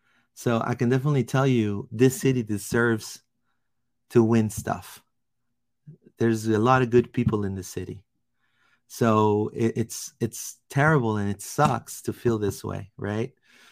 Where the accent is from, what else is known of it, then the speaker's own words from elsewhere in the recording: Peru; I'm from Peru originally. I'm from Peru.